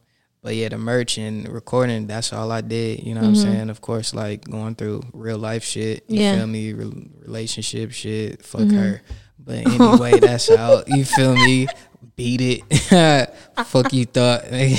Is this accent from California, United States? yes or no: yes; Los Angeles, California, United States; also born or lived in Inglewood, California / Fresno, California / Mid-City, Los Angeles; I'm a South Central nigga